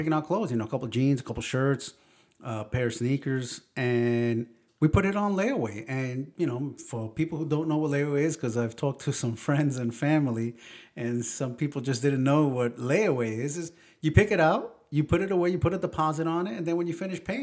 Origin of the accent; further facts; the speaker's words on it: New York, United States; growing up in New York, we weren't allowed out